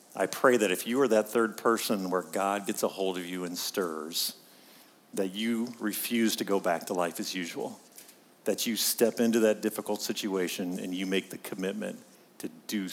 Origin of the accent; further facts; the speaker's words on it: Pittsburgh, Pennsylvania, United States; I'm from Pittsburgh